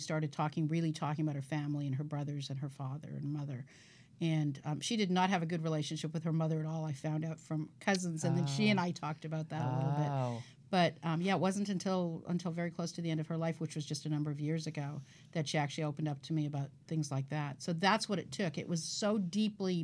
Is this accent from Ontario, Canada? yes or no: yes; Toronto, Ontario, Canada; now in California, United States; I grew up in Toronto, and then I moved to California